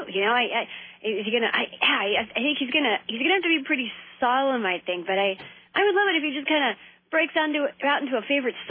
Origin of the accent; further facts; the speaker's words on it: Virginia, United States; me being a Virginian and trying to, you know, tell myself I'm a Southerner